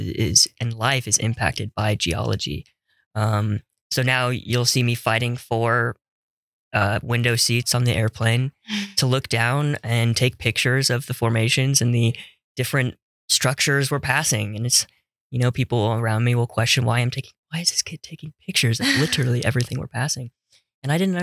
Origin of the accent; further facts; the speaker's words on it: Las Vegas, Nevada, United States; moved away as an adult; As a kid growing up in Las Vegas, Nevada